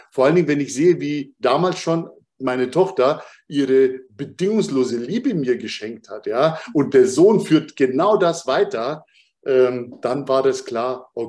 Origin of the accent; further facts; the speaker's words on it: Munich, Bavaria, Germany; born there; Und das jetzt noch als, als eine Art Mischling und dann noch geboren in Bayern, in München.